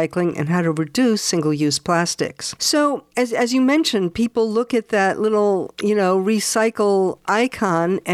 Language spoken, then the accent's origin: English; East Hampton, New York, United States; In my hometown in East Hampton